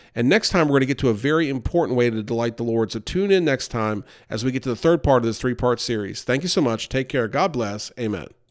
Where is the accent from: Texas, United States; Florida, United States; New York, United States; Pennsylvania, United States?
New York, United States; we grew up near New York City